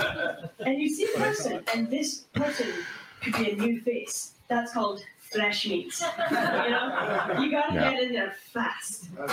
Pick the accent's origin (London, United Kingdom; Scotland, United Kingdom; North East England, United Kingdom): Scotland, United Kingdom; Shetland; moved away; Be here because I'm from Shetland.